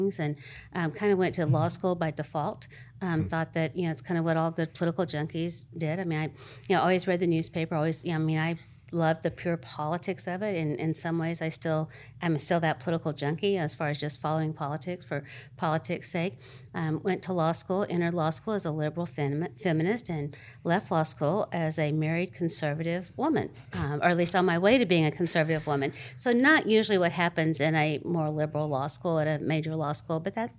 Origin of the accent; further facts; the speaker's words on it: Texas, United States; now in Arizona, United States; That I was raised in Texas for the most part. I came out to Arizona. I was a twice-a-year kid. My dad lived here. But in Texas, my grandfather was city council member and school board member.